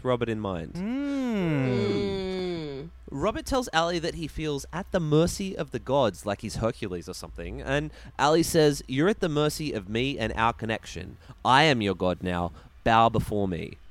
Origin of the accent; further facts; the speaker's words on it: Ballina, New South Wales, Australia; I come from Ballina and we don't have culture there